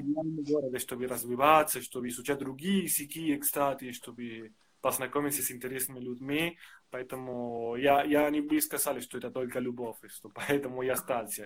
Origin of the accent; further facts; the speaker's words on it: Argentina; Russian is a second language; now in Russia; Я из Аргентины.